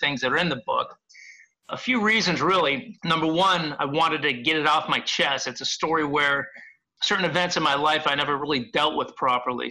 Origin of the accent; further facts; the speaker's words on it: Chicago, Illinois, United States; moved away; also born or lived in Los Angeles; growing up in Chicago and Los Angeles